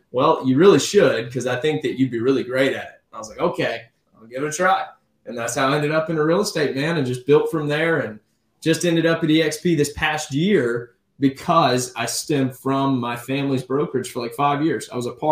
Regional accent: Navarre, Florida, United States; also born or lived in Pensacola, Florida; here in Navarre, enjoying the beach, got to take on a job, which got me out of high school like 4 hours early

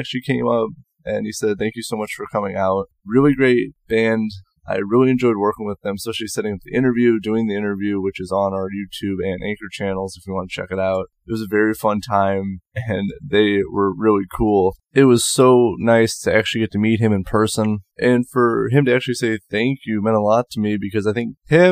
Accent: Indiana, United States; my home state of Indiana

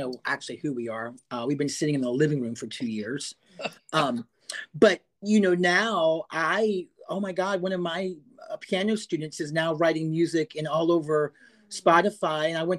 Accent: Winchester, Virginia, United States; I'm from Winchester.

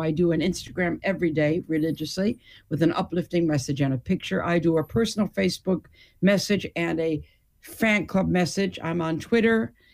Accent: Detroit, Michigan, United States; moved away; also born or lived in United Kingdom / Hamburg, Germany; being born and raised in Detroit

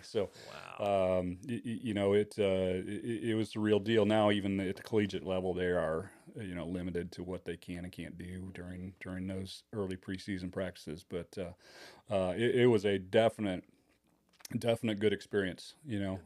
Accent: Kalamazoo, Michigan, United States; moved away as an adult; now in Indiana, United States; I was born and raised in the Kalamazoo, Michigan area

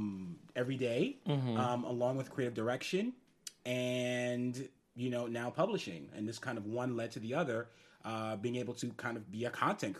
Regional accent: New York City, New York, United States; So being New Yorker, you pick up some skills.

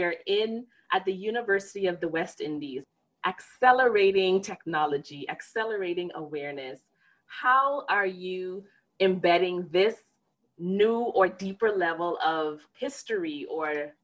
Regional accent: Bahamas; moved away as an adult; now in United States; I grew up in the Bahamas

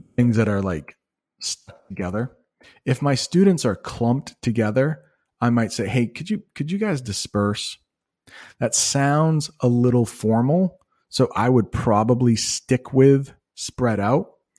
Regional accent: United States; As an American

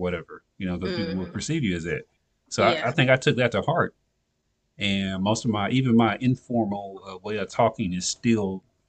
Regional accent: Nashville, Tennessee, United States; I'm originally from Nashville, Tennessee.

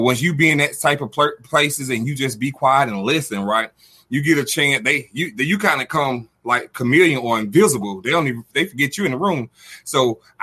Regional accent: Albany, Georgia, United States; also born or lived in Dallas-Fort Worth, Texas; I'm stationed here from Georgia, you know, Albany, Georgia, southwest of Atlanta, the little A. And then I'm up here at the headquarters in Dallas-Fort Worth

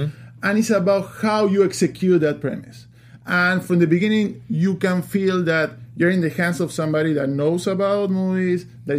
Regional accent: Uruguay; moved away; I'm from Uruguay, South America

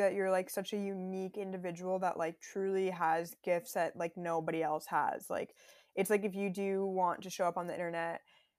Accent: Minnesota, United States; born there; also born or lived in Texas / Florida; I grew up in such like a white environment. Like, honestly, I was born in Minnesota and then Texas and Florida

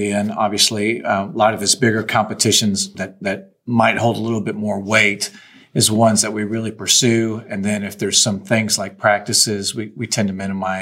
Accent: Indiana, United States; now in Texas, United States; growing up in Indiana

